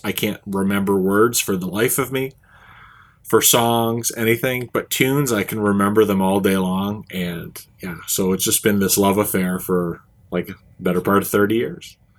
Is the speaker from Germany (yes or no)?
no; Saint John, New Brunswick, Canada; here in my hometown